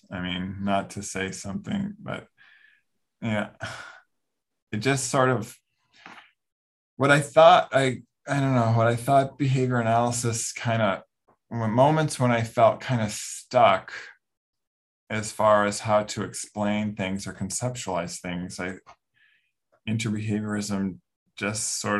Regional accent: Grand Rapids, Michigan, United States; moved away as an adult; also born or lived in Reno, Nevada; now in Los Angeles, United States; I'm from Michigan

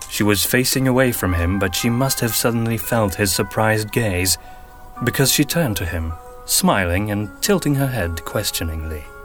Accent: Antwerp, Flanders, Belgium; first language Flemish; English is a second language; I am from Belgium. More specifically, Antwerp in the northern

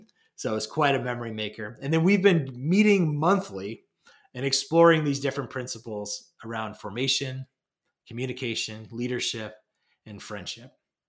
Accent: Pennsylvania, United States; now in New England, United States; I grew up in Western Pennsylvania.

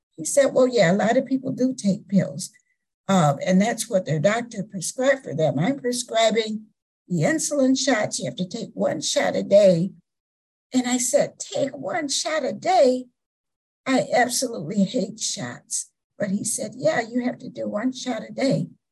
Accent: South Florida, United States; I grew up in the South, South Florida

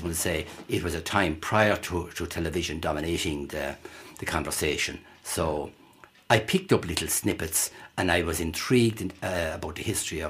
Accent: Broadford, County Clare, Ireland; I was growing up in Broadford, the 1950s.

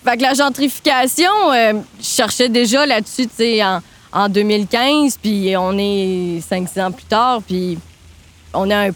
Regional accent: Trois-Rivières, Quebec, Canada; moved away as an adult; now in Montreal, Canada; moi, je viens de Trois-Rivières

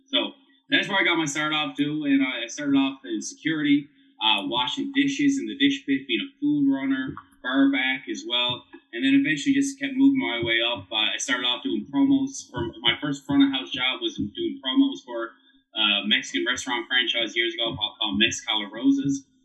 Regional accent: St. John's, Newfoundland and Labrador, Canada; I did grow up in St. John's, Newfoundland.

